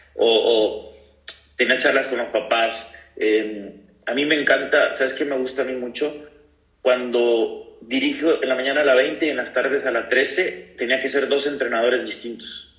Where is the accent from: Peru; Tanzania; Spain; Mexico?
Mexico; Ciudad Victoria, Tamaulipas; moved away as an adult; also born or lived in Costa Rica / Uruguay / Pachuca / Cancún; ahorita estoy aquí en, Tamaulipas, en Ciudad Victoria, en mi tierra